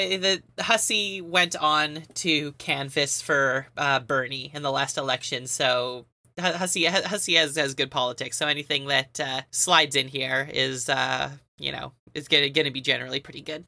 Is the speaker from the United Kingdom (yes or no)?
no; Canada; we're Canadian